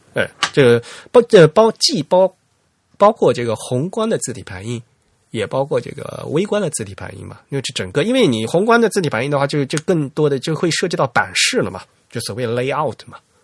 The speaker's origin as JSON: {"language": "Chinese", "region": "Fujian", "country": "China", "tie": "born or raised there", "accent": "Fujian dialect", "said": "我们家老家话，我们福建方言也有这个音"}